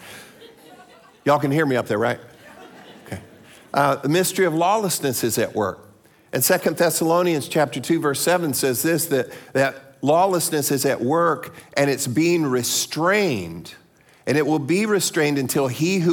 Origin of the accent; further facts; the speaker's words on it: Florida, United States; I'm from Florida